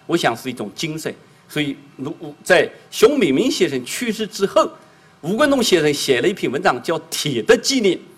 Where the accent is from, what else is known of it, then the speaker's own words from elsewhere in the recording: China; 因为我这个脸长得这个是东方人的脸，但是东方有好几个国家，人家不一定知道我是中国人，弄不好说是日本人或者韩国人呢。